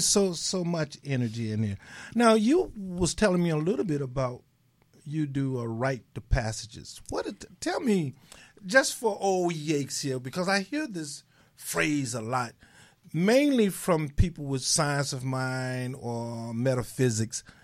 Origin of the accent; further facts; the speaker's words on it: Mississippi, United States; I'm from Mississippi.